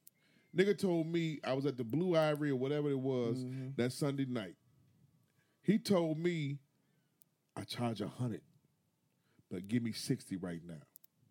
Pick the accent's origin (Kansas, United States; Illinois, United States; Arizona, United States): Illinois, United States; Chicago; I'm from Chicago.